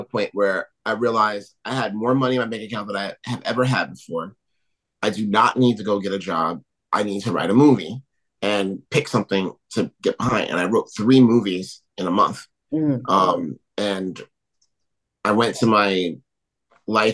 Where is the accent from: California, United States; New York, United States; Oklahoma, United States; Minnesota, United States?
New York, United States; I'm from New York.